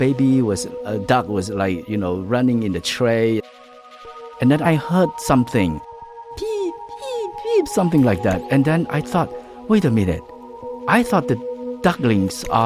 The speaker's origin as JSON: {"language": "English", "region": "Kampong Speu", "country": "Cambodia", "tie": "born or raised there", "also_born_or_lived": "Phnom Penh, Cambodia", "moved": "yes", "said": "Where I grew up in Kampung Spu"}